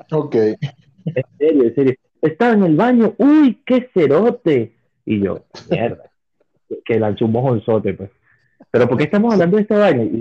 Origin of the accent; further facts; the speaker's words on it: Cuba; now in United States; yo me vine de Cuba para venirme a morir aquí de una gripe.